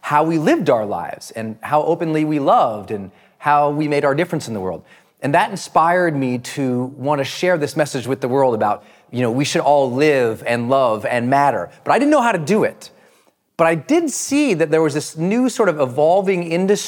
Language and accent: English; Montana, United States; moved away; I was from Montana